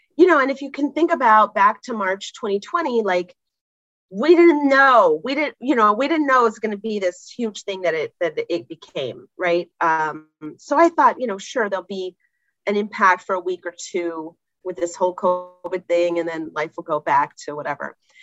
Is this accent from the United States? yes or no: yes; California, United States; now in New York, United States; grew up in California